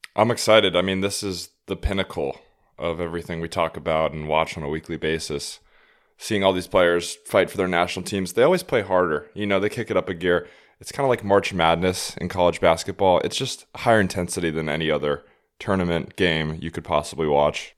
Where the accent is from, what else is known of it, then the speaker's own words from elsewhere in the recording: United States; as an American